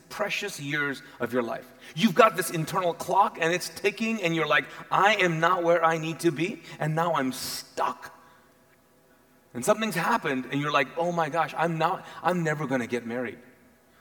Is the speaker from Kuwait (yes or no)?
yes; Kuwait; English is a second language; now in United States; I grew up, was born and raised in Kuwait